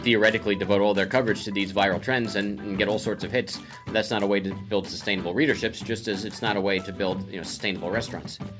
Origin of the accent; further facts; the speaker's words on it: Croton-on-Hudson, New York, United States; now in Brooklyn, United States; I grew up on the Hudson. I grew up in Croden on Hudson